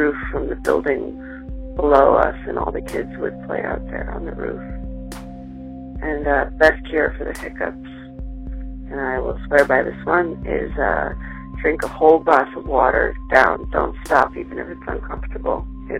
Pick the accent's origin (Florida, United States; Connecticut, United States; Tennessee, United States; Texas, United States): Connecticut, United States; Bridgeport; born there; My first memory is of looking around the loft apartment that I was born in Bridgeport